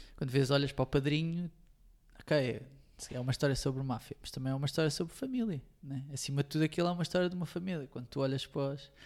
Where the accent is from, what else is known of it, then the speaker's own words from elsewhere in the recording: Montijo, Setúbal, Portugal; Tenho a sorte de ter amigos do Montijo, de onde eu sou